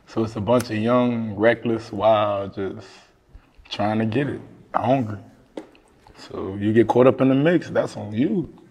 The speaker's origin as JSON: {"language": "English", "town": "Miami", "region": "Florida", "country": "United States", "said": "I'm from Liberty City. I'm from Dade County"}